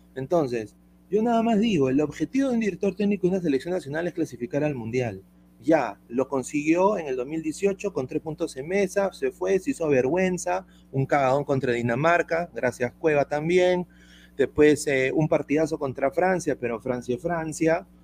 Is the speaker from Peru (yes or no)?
yes; Peru; now in United States; como inmigrante acá en los Estados Unidos, como peruano